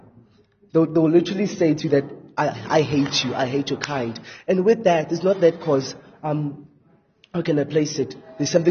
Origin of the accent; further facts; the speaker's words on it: Kempton Park, Gauteng, South Africa; from Kempton Park